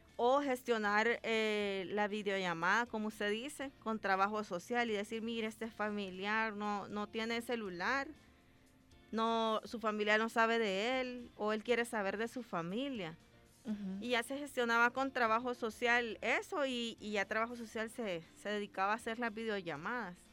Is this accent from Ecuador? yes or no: no; Ahuachapán, El Salvador; yo soy de Aguachapán